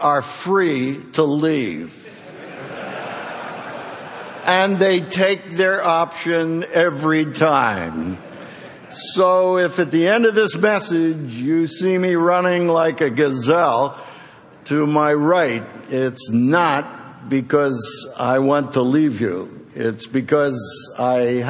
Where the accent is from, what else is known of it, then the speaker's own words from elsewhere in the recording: Philadelphia, Pennsylvania, United States; my hometown of Philadelphia